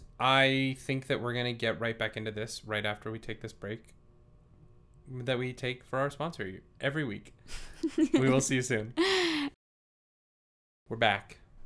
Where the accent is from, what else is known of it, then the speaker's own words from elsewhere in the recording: Canada; I am very Canadian